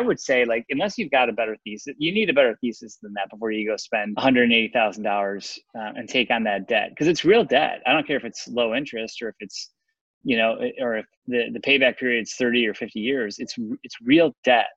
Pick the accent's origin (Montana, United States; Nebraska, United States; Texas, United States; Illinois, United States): Illinois, United States; Chicago; I'm from Chicago, went to school in Chicago